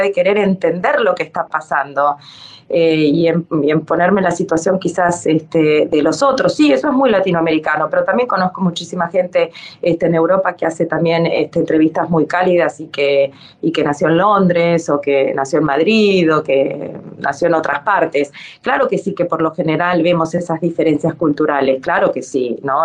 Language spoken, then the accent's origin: Spanish; Dominican Republic; moved away; also born or lived in Argentina / Ecuador / Italy; soy argentina o porque viví en Ecuador o porque crecí en la República Dominicana